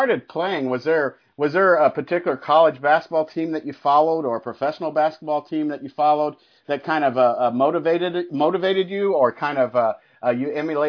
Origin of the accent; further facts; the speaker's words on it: Indiana, United States; I'm from Indiana.